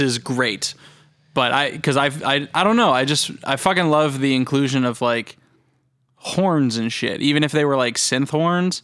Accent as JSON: {"language": "English", "country": "United States", "said": "we're American"}